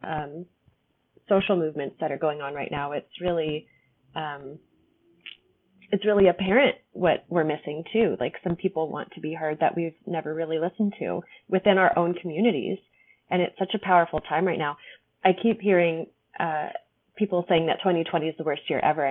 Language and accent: English; California, United States; We're from California